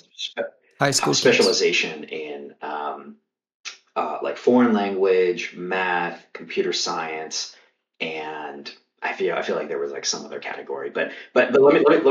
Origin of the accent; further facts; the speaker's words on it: Kentucky, United States; I grew up in Kentucky